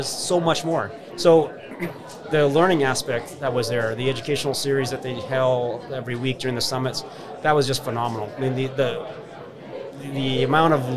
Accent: Regina, Saskatchewan, Canada; the whole time I was growing up in Regina

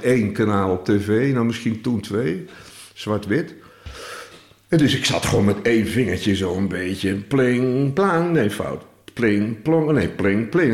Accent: Utrecht, Netherlands; moved away as an adult; also born or lived in Bunnik; now in Dinxperlo, Netherlands; Ik ben geboren in Utrecht en opgegroeid toen ik 12 was. Kocht mijn vader een huis in Bunnik

